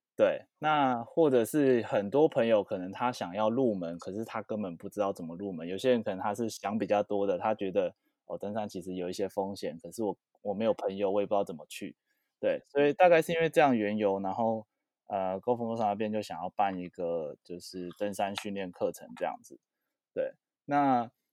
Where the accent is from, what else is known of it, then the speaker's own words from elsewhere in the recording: Taipei, Taiwan; 是哦，我也是台北人